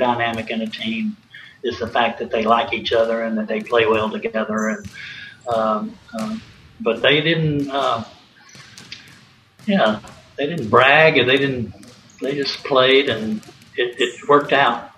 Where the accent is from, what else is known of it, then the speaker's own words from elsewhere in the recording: Knoxville, Tennessee, United States; moved away; I was from Knoxville